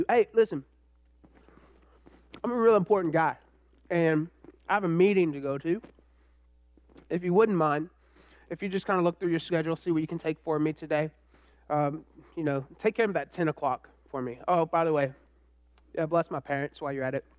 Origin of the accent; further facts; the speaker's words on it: Austin, Texas, United States; also born or lived in College Station, Texas; I grew up in Austin, then I went to A&M